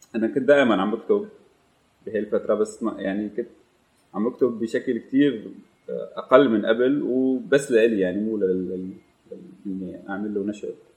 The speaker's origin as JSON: {"language": "Arabic", "town": "Damascus", "region": "Damascus Governorate", "country": "Syria", "tie": "born or raised there", "moved": "as an adult", "said": "انا آه، من مواليد دمشق من الشام 98 آه، او 89 جيت لهم بال 2015"}